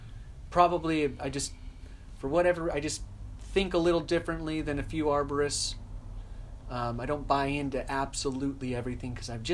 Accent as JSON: {"language": "English", "town": "Las Vegas", "region": "Nevada", "country": "United States", "tie": "born or raised there", "also_born_or_lived": "Kent, Ohio / San Francisco", "moved": "as an adult", "lives_now": "Pacific Northwest, United States", "said": "his name's Rustin. And yes, we are twins. And we grew up in Las Vegas, Nevada together."}